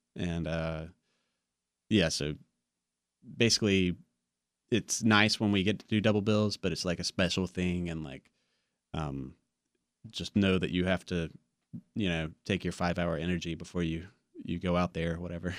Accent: Wilson, North Carolina, United States; I grew up in Wilson right down the road

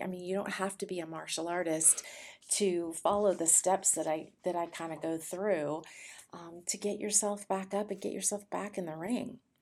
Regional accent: California, United States; now in Austin, United States; I was born in California, um, to a very wonderful, loving family

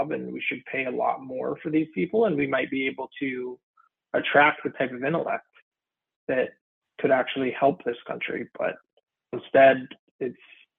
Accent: Santa Clarita, California, United States; also born or lived in San Fernando Valley / Sherman Oaks / Woodland Hills; I was born and raised in Santa Clarita since I was a little kid

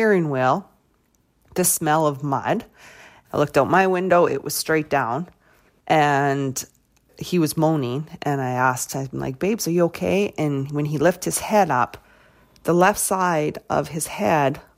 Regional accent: Weyburn, Saskatchewan, Canada; I'm from Weyburn

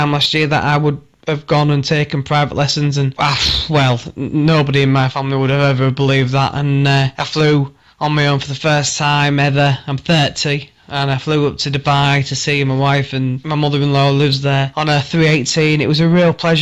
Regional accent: Hull, Yorkshire and the Humber, United Kingdom; I'm from Hull

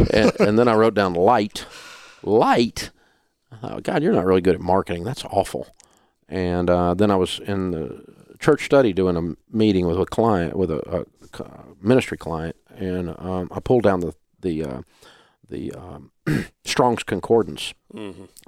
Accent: the South, United States; accent: Southern; pronunciation over the years, because it needed to have a little bit more credibility. I didn't want to lose my Southern accent completely.

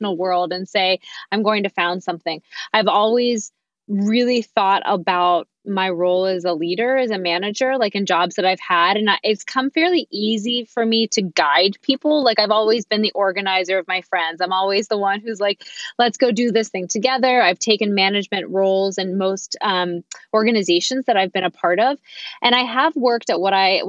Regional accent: Pittsburgh, Pennsylvania, United States; moved away as an adult; also born or lived in New York; my husband and I came back to my hometown of Pittsburgh, Pennsylvania

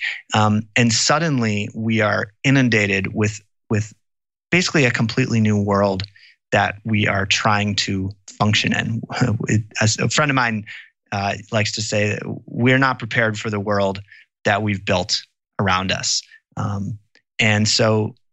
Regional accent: Wisconsin, United States; I grew up in Wisconsin, and my grandmother is actually from Green Bay

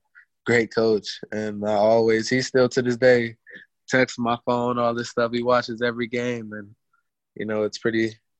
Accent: Cleveland, Ohio, United States; also born or lived in Toledo; I'm back in my hometown playing football

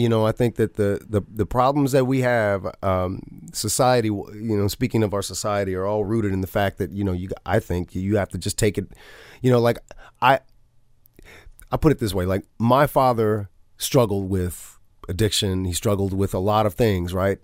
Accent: the South, United States; growing up in the South

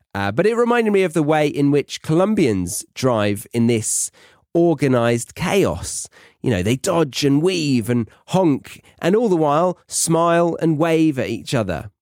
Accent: United Kingdom; as a Brit abroad

